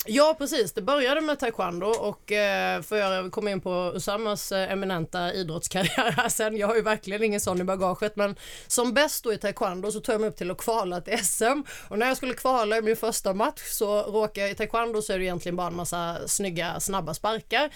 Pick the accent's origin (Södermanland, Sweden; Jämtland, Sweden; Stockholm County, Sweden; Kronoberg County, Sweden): Kronoberg County, Sweden; Alvesta; accent: Småland dialect; moved away; jag är eh, född och uppvuxen i Småland, eh, Småland småländska skogarna, i en liten by som heter Alvesta